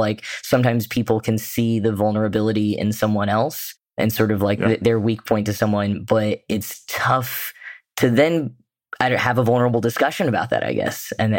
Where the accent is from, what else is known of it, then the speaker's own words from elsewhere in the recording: United States; as an American reader